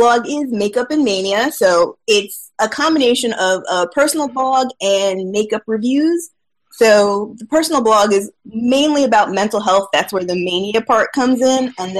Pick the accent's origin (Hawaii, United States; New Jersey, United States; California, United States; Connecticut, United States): New Jersey, United States; Born and raised in Jersey. Unfortunately, I'm still here and trying to get out.